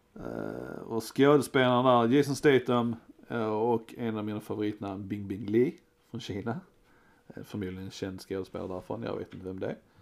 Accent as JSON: {"language": "Swedish", "country": "Sweden", "said": "jag är en svensk med"}